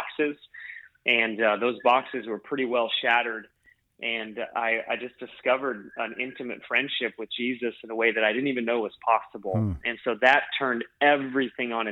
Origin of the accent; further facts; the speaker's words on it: Alaska, United States; moved away; also born or lived in Hawaii / Pennsylvania; my town that I grew up in Alaska would have fit on the field of any one of those stadiums that we've gathered. I just come from a tiny little town in Alaska